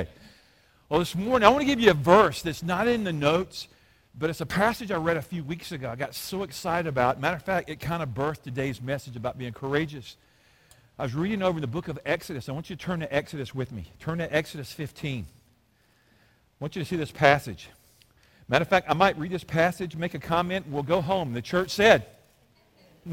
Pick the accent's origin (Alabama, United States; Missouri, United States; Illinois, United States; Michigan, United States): Alabama, United States; I'm from Alabama